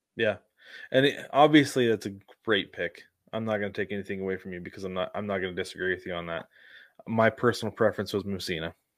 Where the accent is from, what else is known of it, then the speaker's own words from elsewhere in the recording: West Coast, United States; a kid growing up on the West Coast